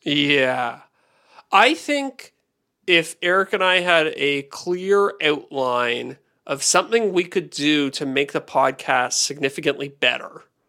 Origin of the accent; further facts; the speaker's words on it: Canada; I'm a Canadian and it's a much smaller market here